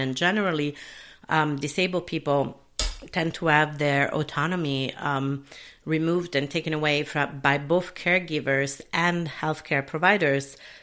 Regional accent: Italy; also born or lived in United Kingdom / Sicily; now in Minneapolis, United States; where I was brought up in Italy

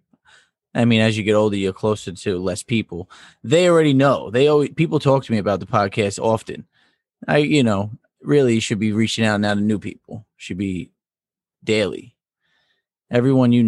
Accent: New York, United States; we are from New York. One of the five boroughs.

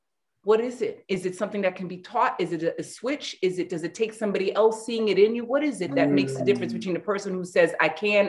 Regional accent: New York, United States; also born or lived in Los Angeles; now in Cleveland, United States; Lived in LA, and then my husband brought me to Cleveland.

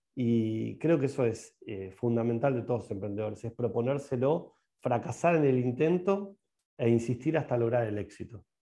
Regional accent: Argentina; Yo soy un emprendedor que la va a romper en la Argentina, que la va a romper en mi país

